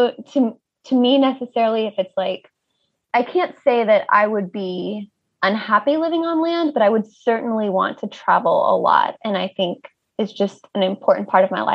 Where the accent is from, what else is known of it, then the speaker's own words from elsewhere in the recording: United States; moved away as an adult; as an American